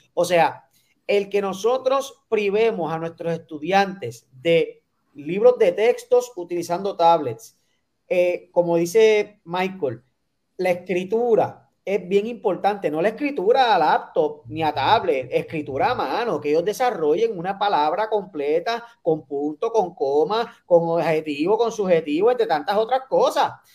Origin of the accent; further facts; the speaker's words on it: Puerto Rico; como puertorriqueños